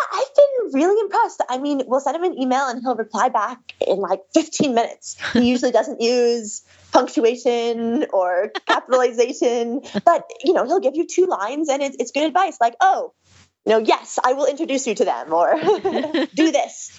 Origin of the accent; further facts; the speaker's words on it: Seattle, Washington, United States; I'm from Seattle